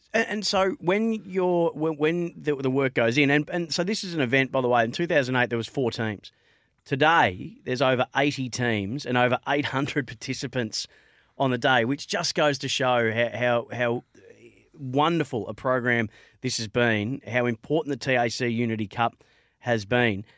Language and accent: English; Bendigo, Victoria, Australia; I grew up in Bendigo, I'm, I'm a white kid from Bendigo